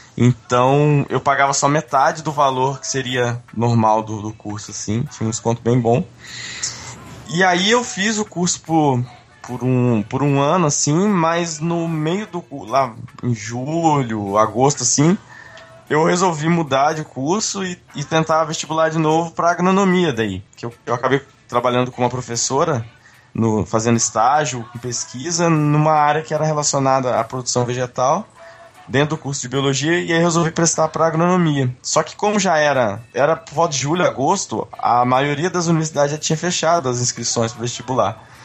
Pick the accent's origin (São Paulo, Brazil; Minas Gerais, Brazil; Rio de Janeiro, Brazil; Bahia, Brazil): Minas Gerais, Brazil; Eu sou de Minas, né, naturalmente